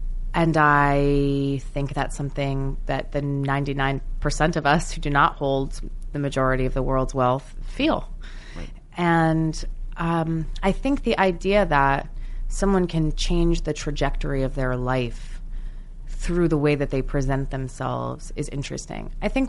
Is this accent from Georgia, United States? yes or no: no; New Jersey, United States; Growing up in New Jersey, being obsessed with musical theater, I kind of had a slight British accent